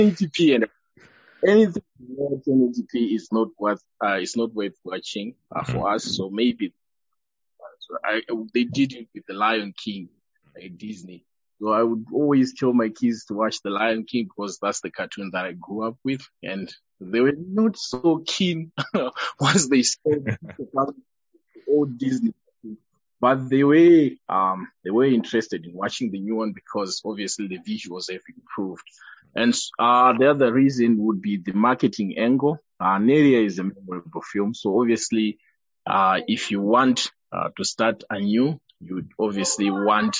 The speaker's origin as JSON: {"language": "English", "area": "Eastern Highlands", "region": "Manicaland", "country": "Zimbabwe", "said": "from where I come from, I come from the Eastern Highlands, we use Shonglish"}